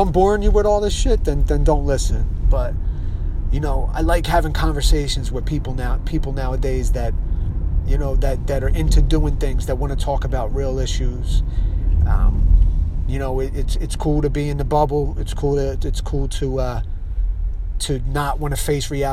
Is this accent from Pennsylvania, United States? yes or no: yes; Philadelphia, Pennsylvania, United States; I'm from Philadelphia